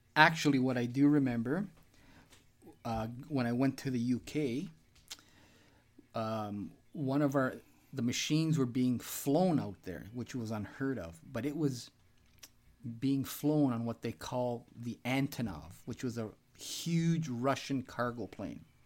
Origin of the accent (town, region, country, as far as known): Canada